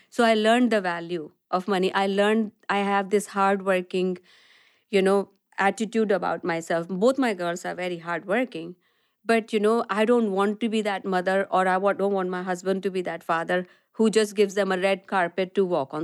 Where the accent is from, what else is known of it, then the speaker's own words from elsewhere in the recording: Delhi, India; moved away as an adult; also born or lived in west of Scotland; now in Scotland, United Kingdom; I'm born and brought up in India, um, and I made, uh, most of my education was there, and I made my journey here to the west of Scotland from very sunny Delhi